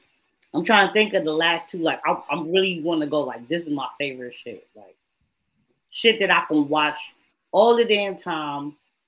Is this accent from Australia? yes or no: no; Jamaica; Anyway, nigga, I'm Jamaican, bro.